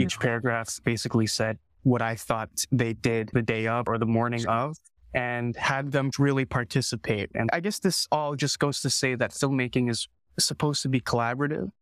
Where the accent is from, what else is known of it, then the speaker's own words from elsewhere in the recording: Canada; I was born and raised in Canada